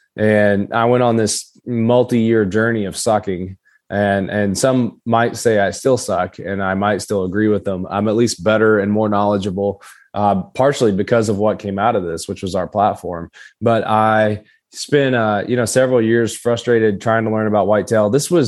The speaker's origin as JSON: {"language": "English", "region": "Kentucky", "country": "United States", "tie": "born or raised there", "accent": "Appalachian", "said": "So I grew up southeastern Kentucky. It's Appalachia. A lot of people are probably wondering where my accent is. Unfortunately, I lost it in college, most of it."}